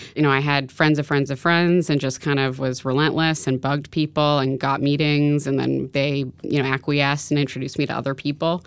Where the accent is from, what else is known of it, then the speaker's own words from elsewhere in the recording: New York City, New York, United States; I grew up in New York City